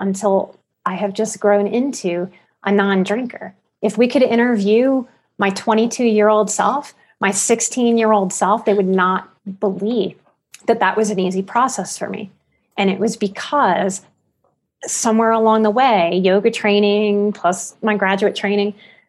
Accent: New Orleans, Louisiana, United States; the abuse of my childhood and growing up in New Orleans

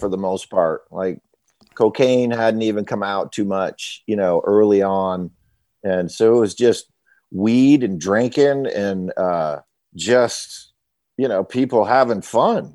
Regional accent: Waterbury, Vermont, United States; moved away as an adult; now in Nashville, United States; I'm from Vermont, Waterbury, Vermont, uh, to be specific

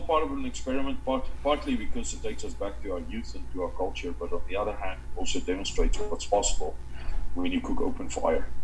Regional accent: South Africa; now in Canada; what we grew up with in Africa

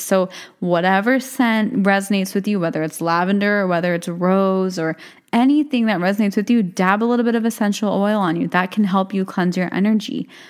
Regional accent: United States; also born or lived in India; I'm born and raised in America

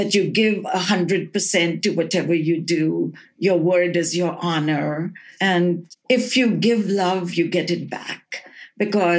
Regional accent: Allahabad, Uttar Pradesh, India; moved away as an adult; also born or lived in Salt Lake City, United States; now in United States; I was born in Allahabad on the 5th of December in 1949.

